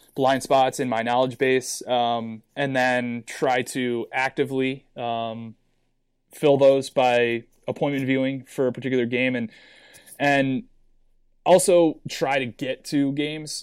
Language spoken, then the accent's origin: English; Cleveland, Ohio, United States; I'm originally from Cleveland, Ohio. I went to a high school called St. Ignatius. Uh, when I was growing up, there was no youth lacrosse in Cleveland